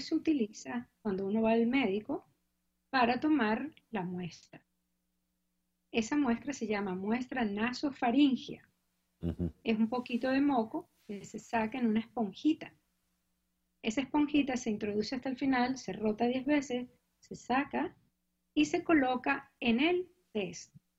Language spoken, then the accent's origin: Spanish; Venezuela; moved away as an adult; now in Cambridge, United States; Yo vine hace mucho tiempo a Estados Unidos a hacer mi posgrado en enfermedades tropicales. Yo soy graduada ucevista